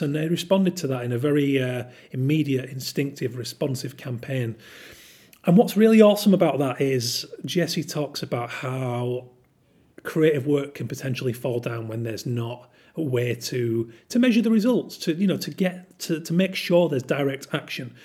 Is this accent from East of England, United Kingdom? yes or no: no; Yorkshire and the Humber, United Kingdom; I'm from Yorkshire